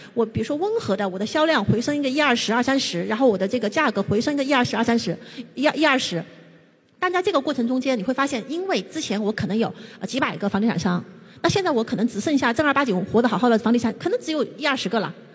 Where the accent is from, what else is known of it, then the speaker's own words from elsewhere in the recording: China; 我们中国人就都赚他们的钱